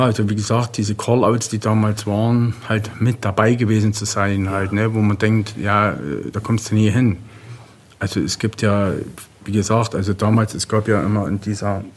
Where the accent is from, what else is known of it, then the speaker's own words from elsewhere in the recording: Germany; als Deutscher